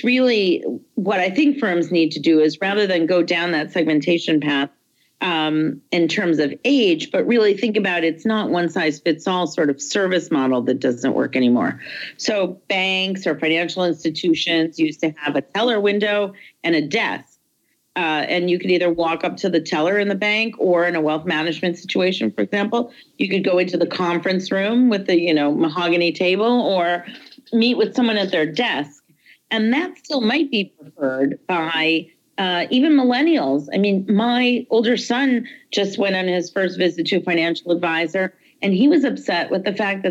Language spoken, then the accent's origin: English; Detroit, Michigan, United States; moved away; I'm from Detroit